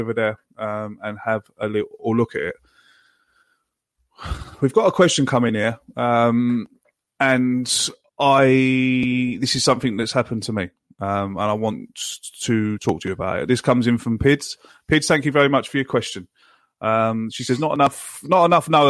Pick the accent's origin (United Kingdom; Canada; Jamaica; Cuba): United Kingdom; England; now in Ireland; I live in Ireland, and as an Englishman living in Ireland